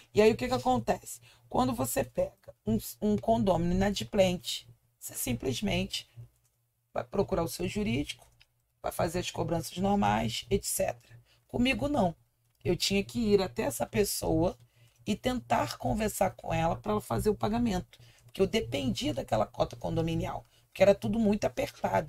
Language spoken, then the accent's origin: Portuguese; Rio de Janeiro, Brazil; Eu nasci no Morro do Cantagalo, uhum. em Copacabana, no Rio de Janeiro. Então eu sou garota Zona Sul